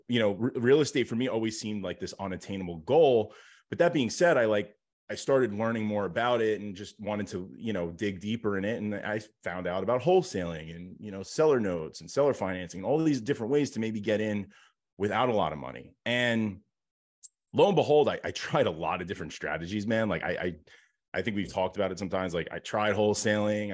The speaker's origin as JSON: {"language": "English", "region": "New York", "country": "United States", "tie": "born or raised there", "said": "grew up, like, kind of super, um, blue collar and was, you know, my dad had his own business and here in New York"}